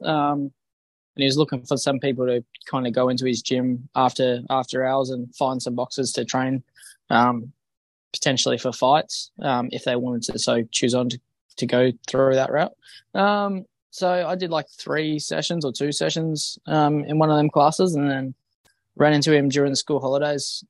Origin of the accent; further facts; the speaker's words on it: Bunbury, Western Australia, Australia; now in Perth, Australia; I'm from Perth, uh, originally from Bunbury.